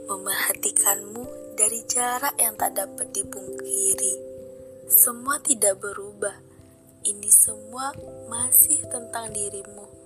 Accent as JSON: {"language": "Indonesian", "town": "Garut", "region": "West Java", "country": "Indonesia", "said": "asal dari Garut."}